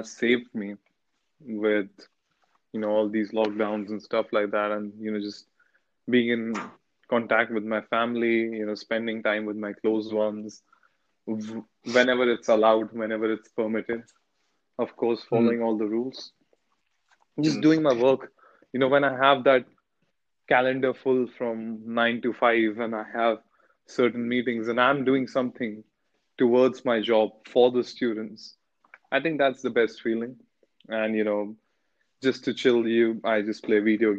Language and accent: English; Delhi, India; moved away; I'm from Delhi